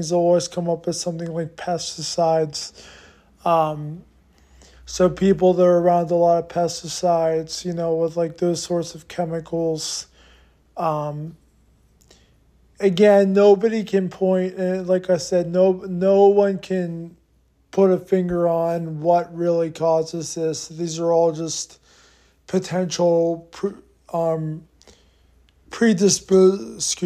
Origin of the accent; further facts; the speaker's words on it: Harrisburg, Pennsylvania, United States; I grew up in Harrisburg, Pennsylvania